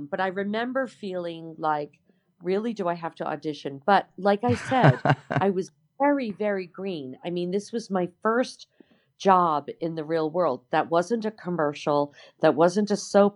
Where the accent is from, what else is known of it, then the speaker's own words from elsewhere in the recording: New York, United States; moved away; I'm from New York.